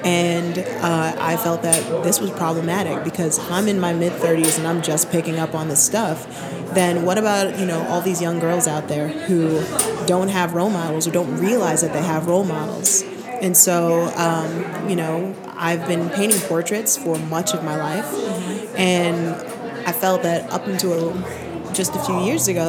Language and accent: English; New Mexico, United States; also born or lived in Barbados / New York; now in Denver, United States; I was born in Barbados, so I'm an immigrant. Moved to New York, then New Mexico as a kid, joined the military, bounced around